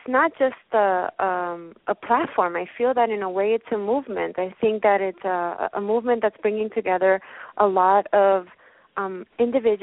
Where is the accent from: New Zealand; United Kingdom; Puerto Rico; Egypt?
Puerto Rico; moved away as an adult; now in New York, United States; I was born in Puerto Rico, and I moved to New York because I wanted to work for the photography realm.